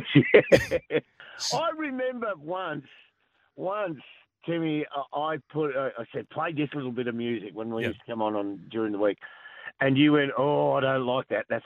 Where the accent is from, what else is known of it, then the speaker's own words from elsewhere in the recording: Lara, Victoria, Australia; Oh, I'm lucky. I'm from Lara.